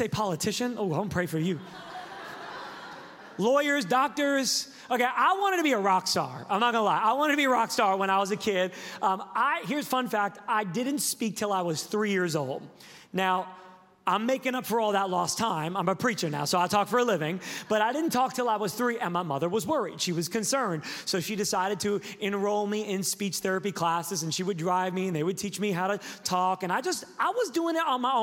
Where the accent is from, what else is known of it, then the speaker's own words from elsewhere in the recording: Sacramento, California, United States; I am from Sacramento, California